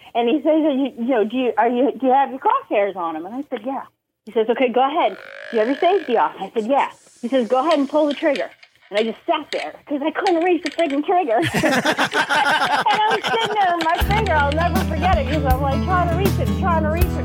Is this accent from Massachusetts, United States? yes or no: yes; Boston, Massachusetts, United States; moved away as an adult; also born or lived in New Hampshire; now in Virginia, United States; I grew up Massachusetts, um, spent most of my life there